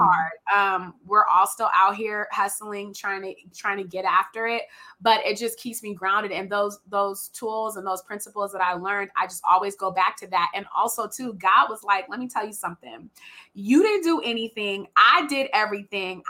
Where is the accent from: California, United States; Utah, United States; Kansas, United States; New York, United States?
California, United States; Richmond; also born or lived in Oregon; I'm from Richmond